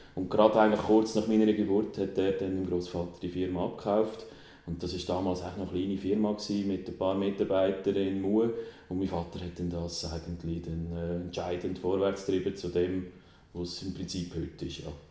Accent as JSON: {"language": "German", "town": "Aarau", "region": "Aargau", "country": "Switzerland", "tie": "born or raised there", "also_born_or_lived": "Bern", "said": "Aarau, äh, ich bin hier geboren, alle Schule gemacht"}